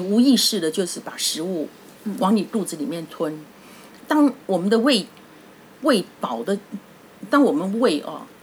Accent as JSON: {"language": "Chinese", "country": "Taiwan", "said": "我们台湾人吃饭就是嗯。只是把饭塞到胃"}